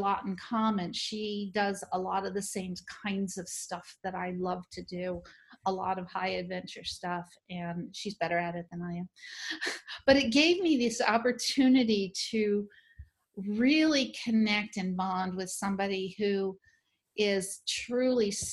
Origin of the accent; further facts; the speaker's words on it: New Orleans, Louisiana, United States; I'm from New Orleans